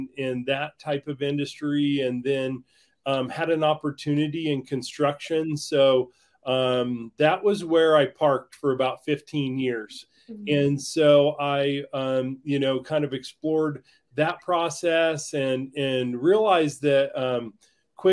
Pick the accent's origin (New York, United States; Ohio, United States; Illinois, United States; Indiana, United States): Indiana, United States; Greencastle; moved away as an adult; now in Breckenridge, United States; humble beginnings in Greencastle, Indiana